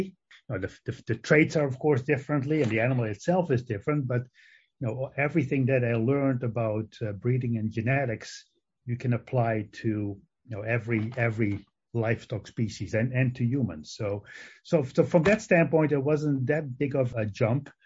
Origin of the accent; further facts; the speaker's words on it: Netherlands; English is a second language; moved away as an adult; also born or lived in Madison, Wisconsin / Guelph, Canada; now in Ames, United States; I actually grew up in on a mixed crop and dairy farm in the Netherlands. That's where my accent comes from